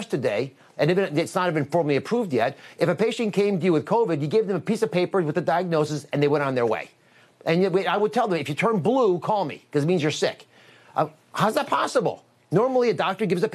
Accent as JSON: {"language": "English", "country": "United States", "said": "I am an American living in America"}